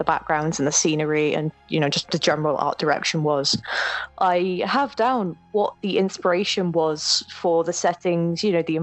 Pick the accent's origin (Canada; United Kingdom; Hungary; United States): United Kingdom; I'm British